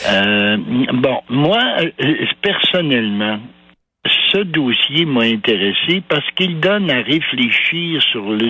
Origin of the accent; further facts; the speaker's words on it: Val-d'Or, Quebec, Canada; Je suis né à Val d'Or, moi, en 39